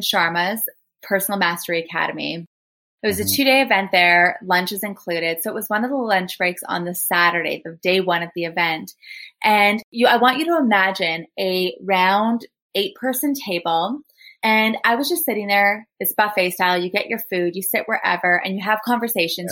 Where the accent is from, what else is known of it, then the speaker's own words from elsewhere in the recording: Thunder Bay, Ontario, Canada; I'm from Thunder Bay.